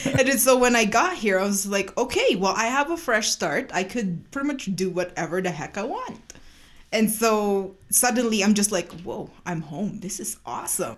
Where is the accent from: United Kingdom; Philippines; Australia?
Philippines; now in Calgary, Canada; I was born and raised in the Philippines.